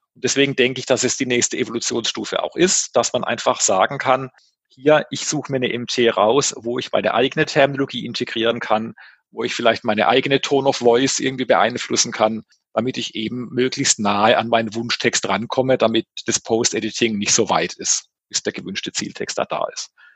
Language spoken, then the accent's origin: German; Baden-Württemberg, Germany; als Badener